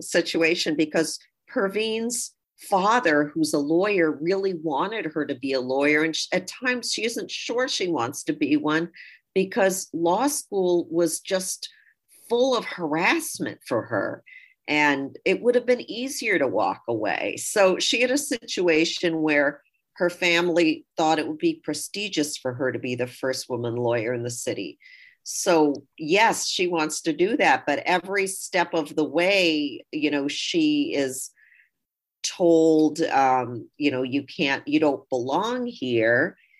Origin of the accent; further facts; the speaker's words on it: United Kingdom; born there; I should mention that my father's from India, my mom's from Germany, I was born in Britain.